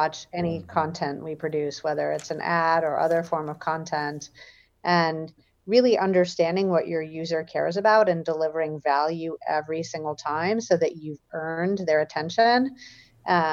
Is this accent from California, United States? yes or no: no; Michigan, United States; I grew up in Michigan